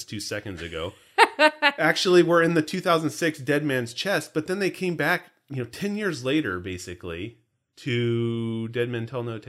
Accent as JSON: {"language": "English", "region": "New Jersey", "country": "United States", "accent": "New Jersey", "said": "It's like my New Jersey accent. It's like a weird hybrid of British Australian thing."}